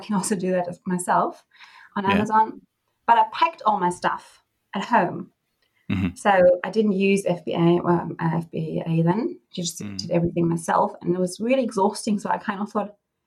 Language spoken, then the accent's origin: English; East Germany, Germany; moved away as an adult; now in Perth, Australia; I'm from Germany, East Germany, to be accurate. And I moved to Australia 3.5 years